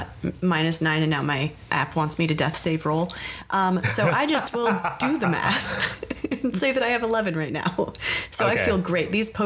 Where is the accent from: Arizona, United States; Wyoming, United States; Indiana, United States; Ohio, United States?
Arizona, United States; I'm from Arizona.